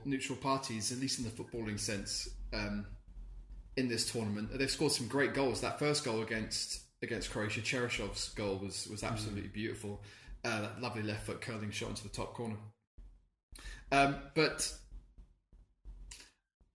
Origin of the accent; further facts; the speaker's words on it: United Kingdom; we're British